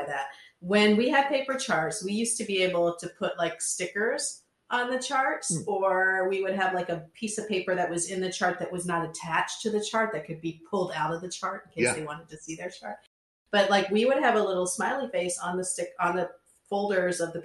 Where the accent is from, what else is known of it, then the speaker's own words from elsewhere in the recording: Centerville, United States; I'm from Centerville, which is boring